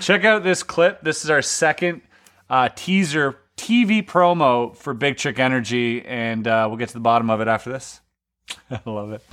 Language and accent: English; Canada; as a child growing up in Canada